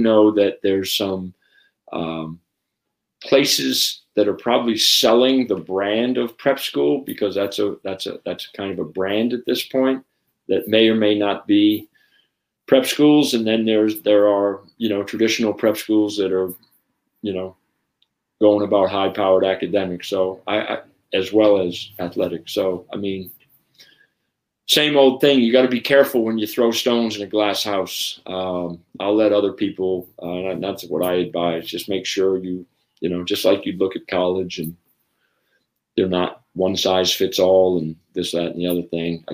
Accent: United States; I'm an American

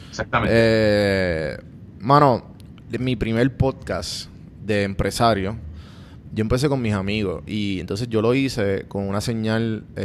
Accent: Puerto Rico; moved away as an adult; cuando yo me fui a Puerto Rico después de María, obviamente yo viví toda mi vida eh, en casa de mi mamá.

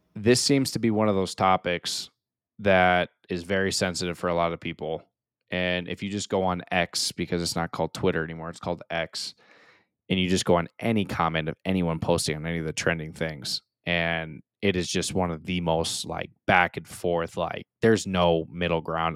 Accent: United States; I'm extremely proud and honored to be an American, and I will always represent being American

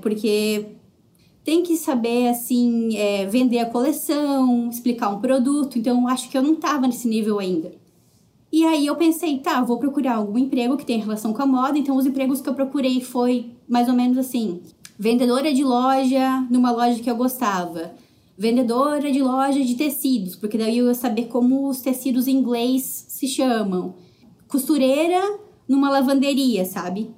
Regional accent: Joinville, Santa Catarina, Brazil; moved away as an adult; also born or lived in Jaraguá do Sul, Brazil / São Paulo, Brazil / Hamilton, Canada; now in Toronto, Canada; na realidade eu sou de Joinville

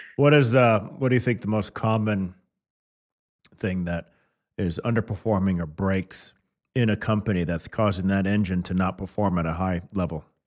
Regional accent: Kansas City, United States; I was born and raised in Kansas City.

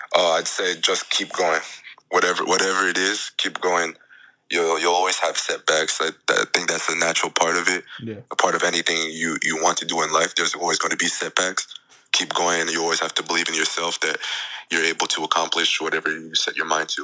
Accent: Jackson, New Jersey, United States; it was back in Jackson. It was my hometown

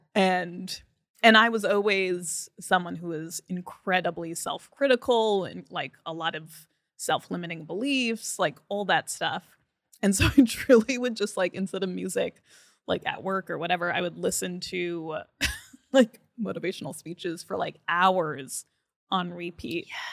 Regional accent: Franklin Lakes, New Jersey, United States; moved away as an adult; now in New York, United States; I grew up in New Jersey.

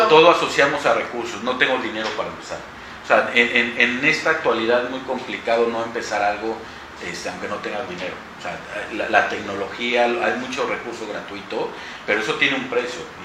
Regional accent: Orizaba, Veracruz, Mexico; moved away as an adult; now in Mexico City, Mexico; Yo soy eh, de Orizaba, ahí viví toda, pues hasta la universidad, me titulé, en cuanto me titulé me fui a, la capital

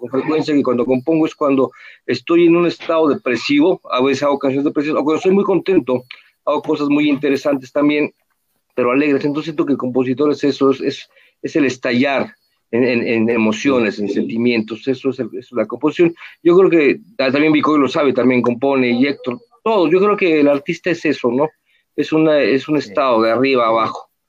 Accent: Mexico; first language Spanish; como buen mexicano, este, me, encanta mi idioma

